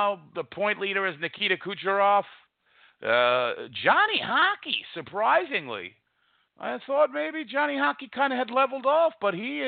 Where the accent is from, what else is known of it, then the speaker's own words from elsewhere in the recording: New York City, New York, United States; I'm a guy from New York, from Queens, New York